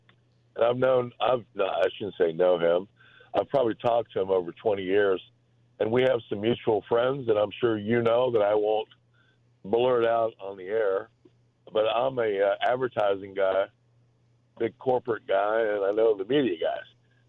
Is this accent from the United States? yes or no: yes; Florida, United States; now in Chicago, United States; You know, I'm originally from Florida, and I've lived all over, but I've been here a long time